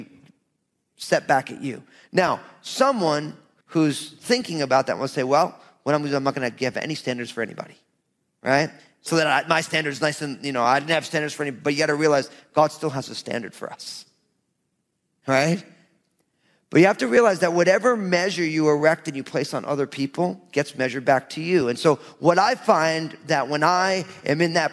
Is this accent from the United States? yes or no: yes; New Jersey, United States; I'm from Jersey.